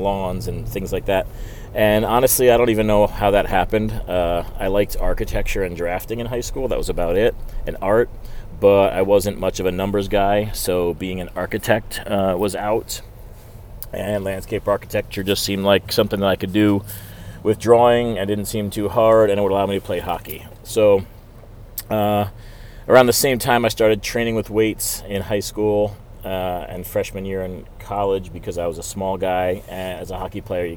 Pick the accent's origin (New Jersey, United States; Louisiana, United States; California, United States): New Jersey, United States; I grew up in New Jersey